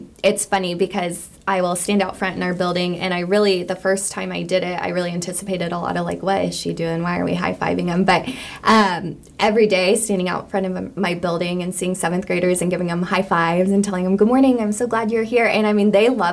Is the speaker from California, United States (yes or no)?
no; Hutchinson, Kansas, United States; I grew up in Hutchinson, went through the Catholic school system here